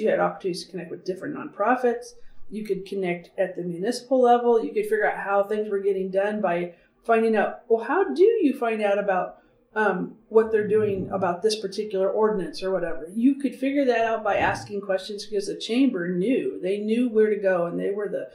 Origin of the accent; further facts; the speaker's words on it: Canyonville, Oregon, United States; I grew up outside of Canyonville